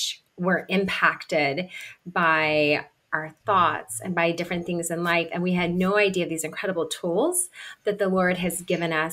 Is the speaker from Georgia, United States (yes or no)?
no; Kentucky, United States; I grew up in Kentucky.